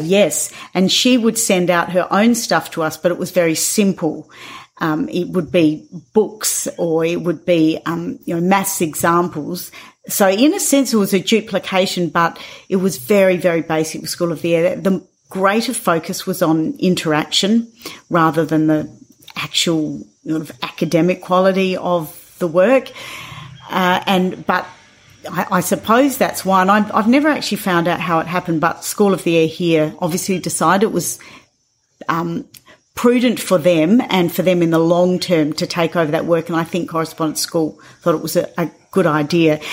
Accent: Northern Territory, Australia; I grew up here in Central Australia.

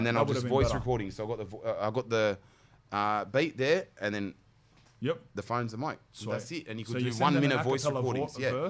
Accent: Sydney, New South Wales, Australia; But at least I'm from Waterloo.

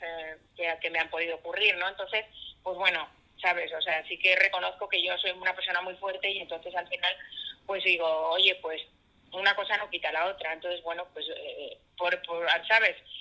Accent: Catalonia, Spain; yo soy catalana

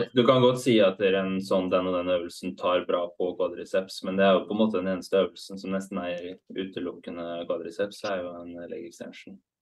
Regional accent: Halden, Østfold, Norway; hockeylaget i Halden, der jeg kommer fra

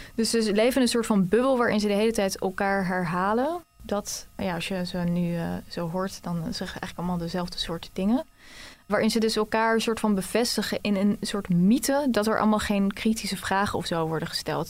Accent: The Hague, South Holland, Netherlands; moved away; want ik kom dus eigenlijk uit Den Haag

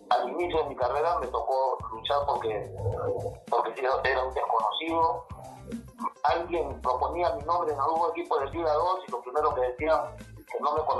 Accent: Camaná, Arequipa, Peru; yo soy de Camaná

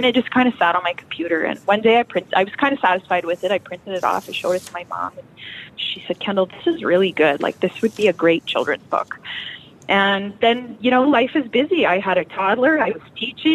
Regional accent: Cabri, Saskatchewan, Canada; also born or lived in Kindersley, Canada / Abbey, Canada; I actually grew up in Cambry. This is my hometown

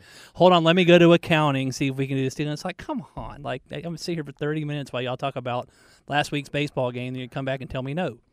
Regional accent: Marietta, Georgia, United States; back in Marietta. That's where I grew up.

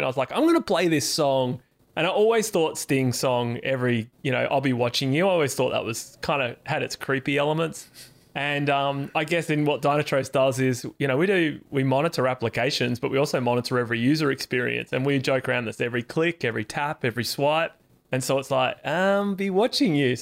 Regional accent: Perth, Western Australia, Australia; I'm from Perth

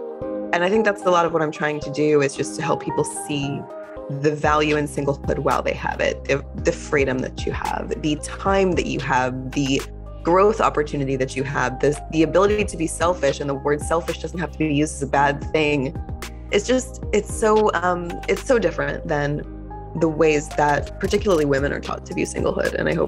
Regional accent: Fort Worth, Texas, United States; I grew up in the US in Fort Worth, Texas, which is a small-ish city, but I wouldn't call it a small town at all. And I grew up in a conservative Jewish household

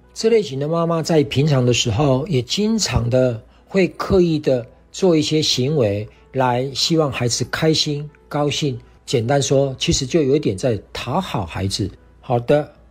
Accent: Taiwan; 我是来自台湾的

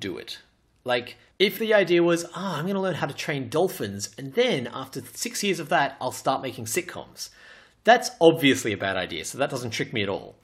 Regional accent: Australia; I'm Australian

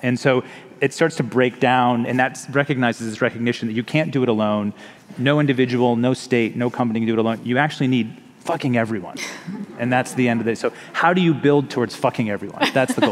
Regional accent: United States; which I think a lot about as an American

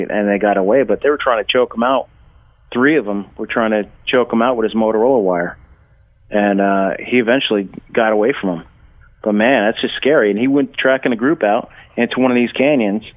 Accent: Blairstown, New Jersey, United States; also born or lived in Boonton, New Jersey / Philadelphia; I grew up in it by the Poconos in a small town called Blairstown, New Jersey

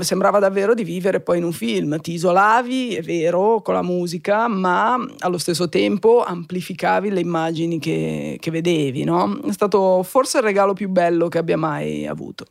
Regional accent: Genoa, Liguria, Italy; now in Milan, Italy; Sono nata a Genova in una famiglia assolutamente mm, normale

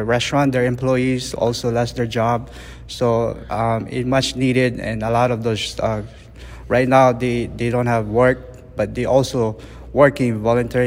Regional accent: Hawaii, United States; now in San Jose, United States; growing up in Hawaii, we eat a lot of fish

